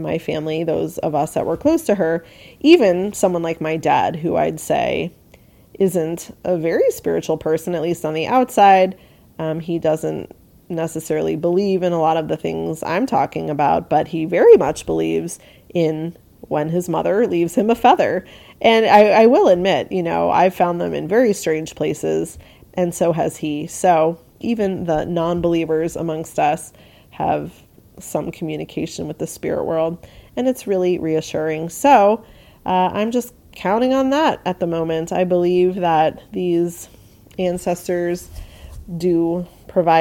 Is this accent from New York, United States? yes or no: yes; New York, United States; I grew up in New York